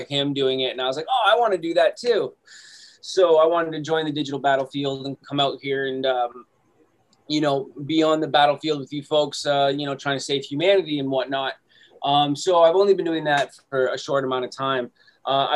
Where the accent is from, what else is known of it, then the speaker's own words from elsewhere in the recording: Canada; I'm from Canada